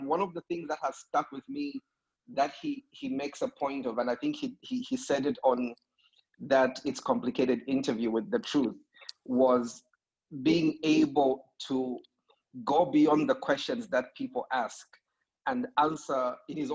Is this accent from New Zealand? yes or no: no; Zambia; I'm from Zambia